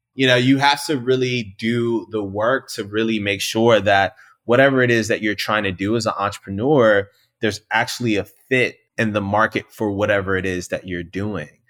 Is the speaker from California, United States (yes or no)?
no; Richmond, Virginia, United States; growing up in Southside Richmond